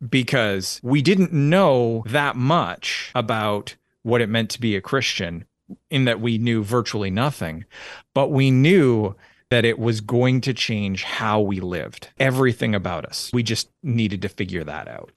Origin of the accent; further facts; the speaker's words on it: Orangeville, Ontario, Canada; moved away as an adult; also born or lived in Alberta / London, Ontario; now in Tennessee, United States; I was born in Orangeville, Ontario, lived, uh, bounced around, uh, between Ontario and, uh, the province of Alberta, uh, a fair bit